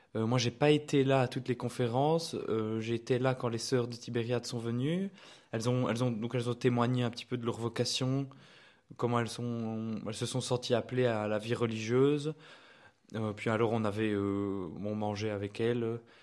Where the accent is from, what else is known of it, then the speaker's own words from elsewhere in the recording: Liège, Wallonia, Belgium; je suis liégeois